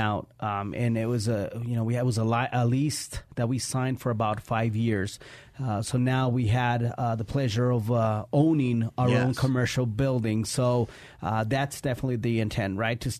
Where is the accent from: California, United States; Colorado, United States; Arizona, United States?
Colorado, United States; also born or lived in Mexico; I grew up in that area. We immigrated from Mexico a few years ago